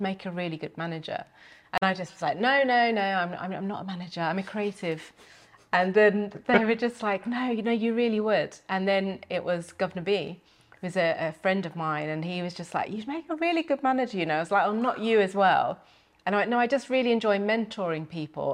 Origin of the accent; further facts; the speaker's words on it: Milton Keynes, South East England, United Kingdom; we, we grew up in Milton Keynes